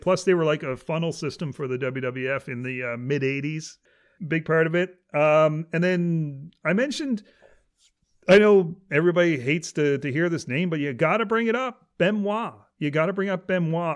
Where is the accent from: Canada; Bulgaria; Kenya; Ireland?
Canada